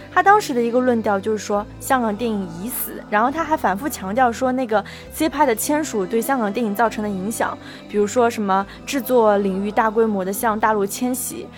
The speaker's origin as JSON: {"language": "Chinese", "country": "China", "said": "我们内地人"}